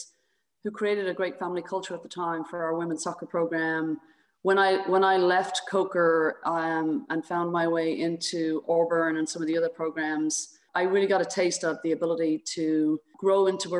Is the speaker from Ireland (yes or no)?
yes; Dublin, Leinster, Ireland; moved away as an adult; also born or lived in South Carolina; now in United States; I grew up in Dublin, Ireland.